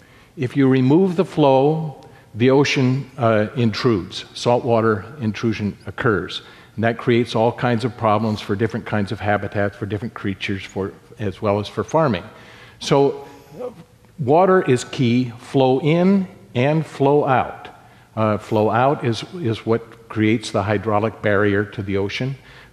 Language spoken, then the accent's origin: English; Sacramento-San Joaquin Delta, California, United States; I grew up in the Delta, played on the rivers, learned how to fish, hunt